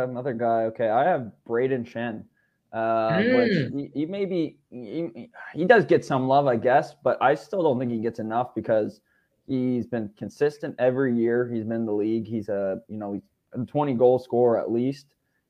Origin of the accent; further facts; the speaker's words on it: Canada; I think as a Canadian, and you know, St. Louis, obviously, like you said, doesn't get a lot of casting time.